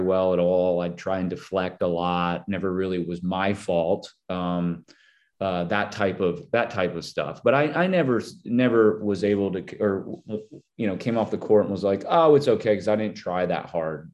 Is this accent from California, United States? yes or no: no; Minnesota, United States; I'm from Minnesota